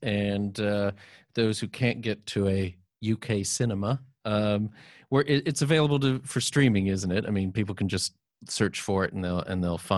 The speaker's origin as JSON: {"language": "English", "region": "Texas", "country": "United States", "moved": "yes", "lives_now": "United Kingdom", "said": "I'm originally from Texas"}